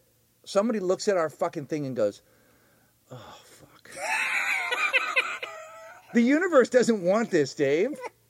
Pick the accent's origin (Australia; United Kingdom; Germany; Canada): Canada; We're from Canada.